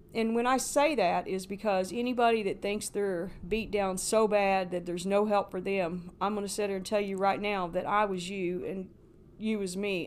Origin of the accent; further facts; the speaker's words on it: Paoli, Indiana, United States; moved away as an adult; Paoli, Indiana. Uh, I lived there all my life, born there, and went to school there